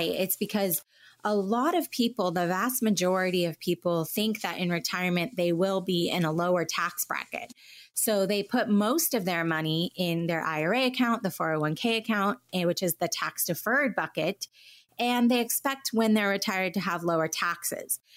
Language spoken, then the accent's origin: English; Southern California, United States; also born or lived in Washington, D.C.; I was born on the East Coast in D C, but moved to Southern California as a real young child and then have lived here most of my life